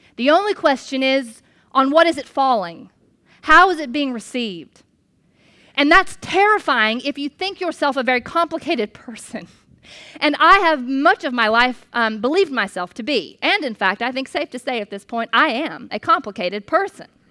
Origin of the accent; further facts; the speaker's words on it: United States; as an American